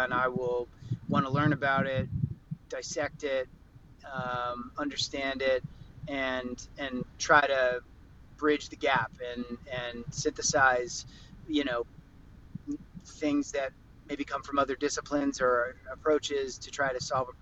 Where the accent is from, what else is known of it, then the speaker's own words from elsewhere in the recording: Philadelphia, Pennsylvania, United States; now in Los Angeles, United States; I spent a lot of time in Philadelphia, my hometown